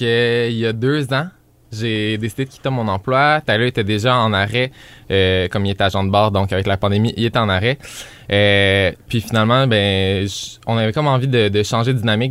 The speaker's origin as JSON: {"language": "French", "town": "Granby", "region": "Quebec", "country": "Canada", "moved": "yes", "said": "revenir ici dix ans plus tard"}